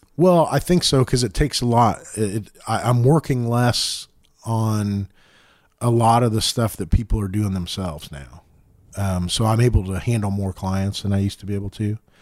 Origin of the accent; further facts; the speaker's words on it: Center Grove, Indiana, United States; I'm from Center Grove